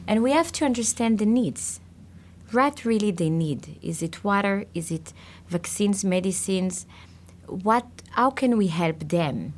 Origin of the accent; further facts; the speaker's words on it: Israel; I was born in Israel.